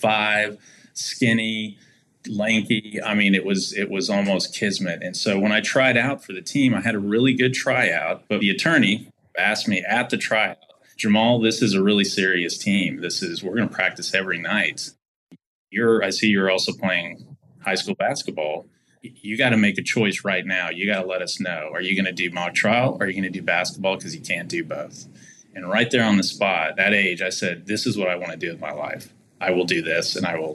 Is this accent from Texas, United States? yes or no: yes; Texas, United States; I'm a fifth generation native Texan